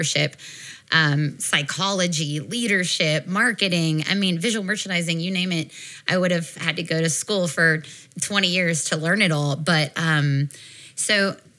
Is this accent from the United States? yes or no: yes; Nashville, Tennessee, United States; I grew up in a family, born and raised in Nashville, family of six. Like any Southern Baptist young girl in Tennessee